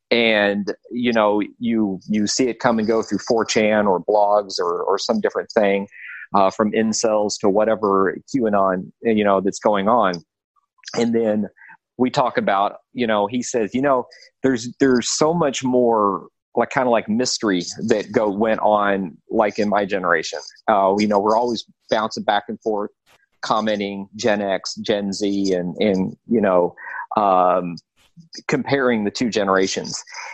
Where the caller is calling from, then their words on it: California, United States; I'm in the San Gabriel Valley, east of downtown LA. So I'm in the metropolitan area of Los Angeles.